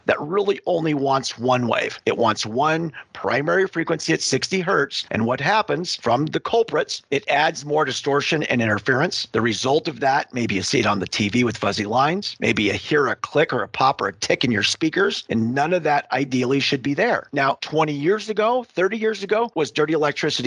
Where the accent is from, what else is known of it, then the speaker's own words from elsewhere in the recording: Western Montana, United States; I grew up in a solar manufacturing family. Growing up in Western Montana, we had a solar panel manufacturing facility.